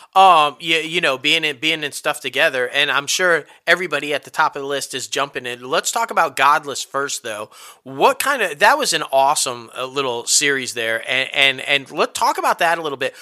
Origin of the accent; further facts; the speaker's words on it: Syracuse, New York, United States; that's where I'm from. Yeah. The Cuse, man. I'm from the Cuse